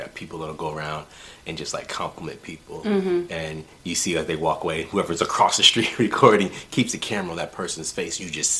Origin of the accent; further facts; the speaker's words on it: United Kingdom; I'm British.